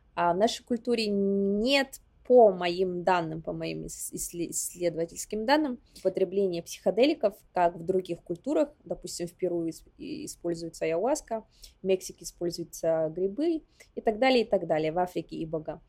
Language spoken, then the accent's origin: Russian; Yakutia, Sakha Republic, Russia; moved away as an adult; also born or lived in Warsaw, Poland; now in New York, United States; мой родной дом — это Якутия, в частности, Усилданский район, откуда я родом а, село Ускьоля